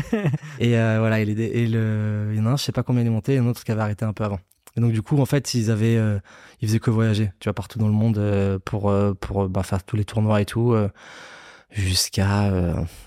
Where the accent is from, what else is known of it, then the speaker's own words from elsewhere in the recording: Nice, Provence-Alpes-Côte d'Azur, France; je viens de Nice